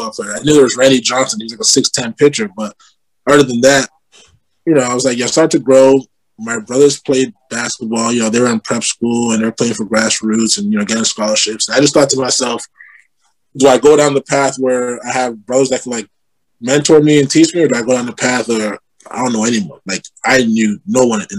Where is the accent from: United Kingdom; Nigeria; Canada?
Canada; Toronto, Ontario; I grew up in Rexdale